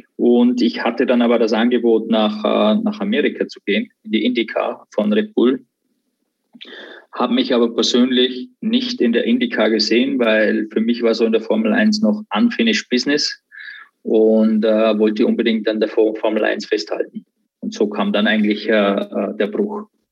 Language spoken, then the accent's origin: German; Austria; born or raised there